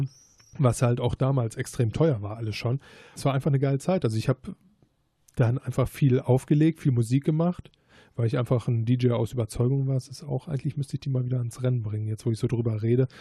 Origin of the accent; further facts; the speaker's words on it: Gladbach, North Rhine-Westphalia, Germany; zu dem Zeitpunkt bin ich halt noch in Gladbach zur Schule gegangen